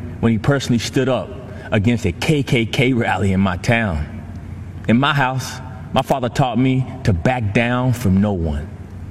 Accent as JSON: {"language": "English", "region": "Texas", "country": "United States", "tie": "born or raised there", "said": "I grew up in Gravemont, Texas, a town that my great-grandfather was the first black man to settle as a sharecropper in 1896."}